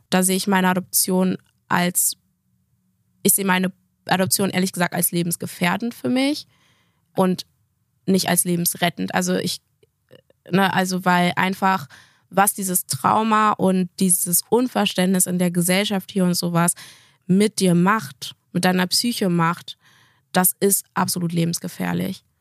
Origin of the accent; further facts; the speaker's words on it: Gambia; now in Germany; Sagst du, ich komme aus Gambia.